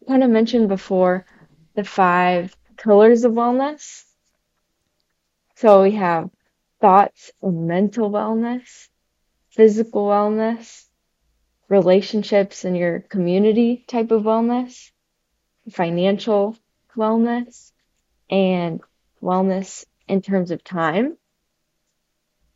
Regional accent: Jefferson City, Missouri, United States; I'm from Jefferson City, Missouri

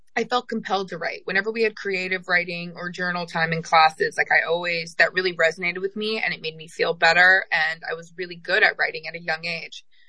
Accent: Kansas, United States; also born or lived in New Jersey; I was born in New Jersey and then I grew up in Kansas. We moved there when I was five.

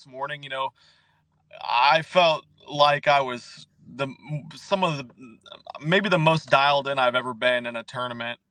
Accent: Nebraska, United States; moved away as an adult; now in Texas, United States; born and raised in Nebraska, lived there my whole life

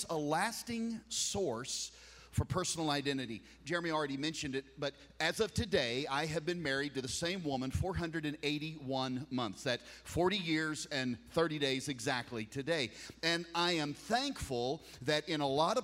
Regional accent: United States; I'm a flag waver. I'm an American

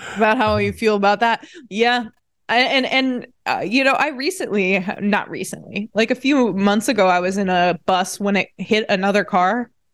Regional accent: Indiana, United States; also born or lived in Saint Louis; I'm from Indiana

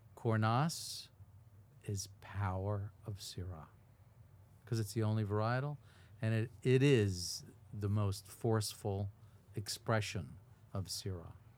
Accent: Levittown, New York, United States; my hometown

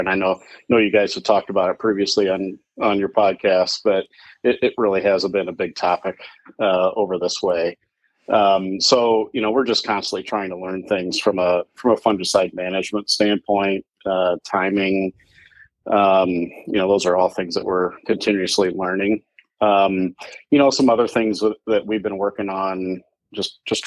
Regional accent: Walnut, Illinois, United States; I'm from Walnut, Illinois.

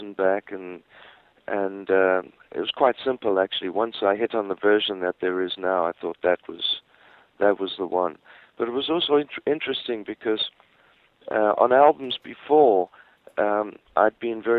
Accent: Johannesburg, Gauteng, South Africa; I was born in Johannesburg

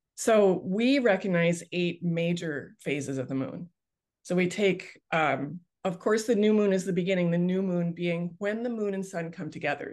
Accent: Canada; I grew up on the Bay of Fundy like right on the Bay of Fundy outside of my bedroom window

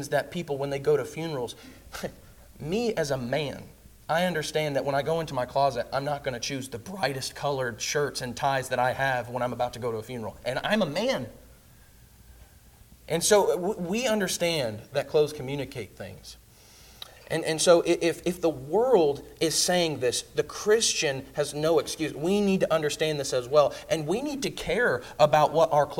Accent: Indiana, United States; moved away; also born or lived in Kentucky; I'm from Indiana

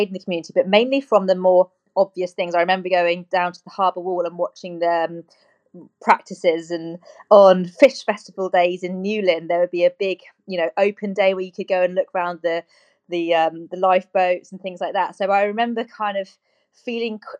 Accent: Cornwall, South West England, United Kingdom; I'm a Cornish girl

